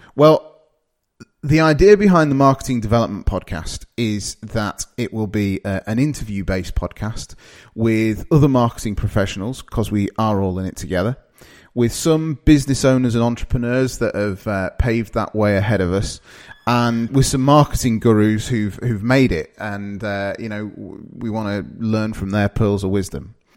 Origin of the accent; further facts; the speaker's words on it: Darlington, North East England, United Kingdom; also born or lived in Midlands; now in Sheffield, United Kingdom; I'm originally from a place called Darlington, which is in the northeast of England.